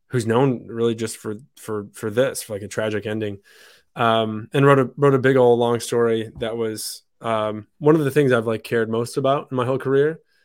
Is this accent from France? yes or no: yes; France; born there; I was born in France, but I don't speak it great. I spoke English at home when I was living in France